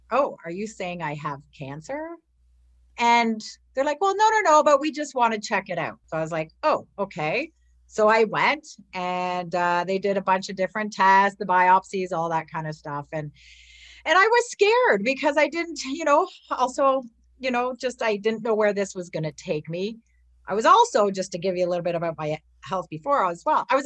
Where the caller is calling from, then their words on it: Ontario, Canada; I am from Ontario, Canada.